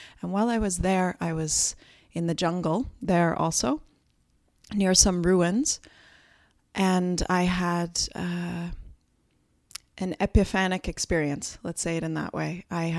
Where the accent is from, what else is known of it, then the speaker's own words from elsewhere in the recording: Brampton, Ontario, Canada; born there; And I was actually born here in Canada. And what's funny is that often when I come back, people ask me, where are you from? Because I have this funny accent that I don't hear, but is a bit of a mixture of all those years of not living on Canadian soil, I suppose.